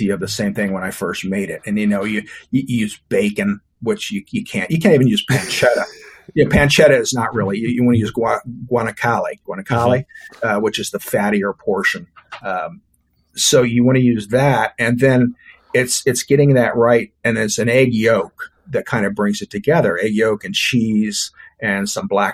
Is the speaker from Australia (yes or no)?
no; Texas, United States; also born or lived in Louisiana; now in Florida, United States; I'm a Texan. I was born in Louisiana, but I was raised in Texas